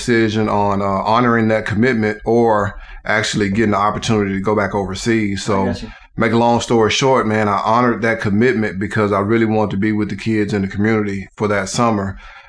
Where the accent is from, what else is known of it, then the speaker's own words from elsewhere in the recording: Huntsville, Alabama, United States; also born or lived in Texas; I'm from Huntsville, grew up in inner city Huntsville, actually in public housing. Went to a couple of inner city schools